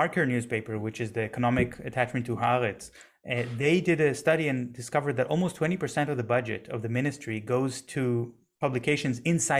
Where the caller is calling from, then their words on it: Germany; I'm speaking from Germany right now.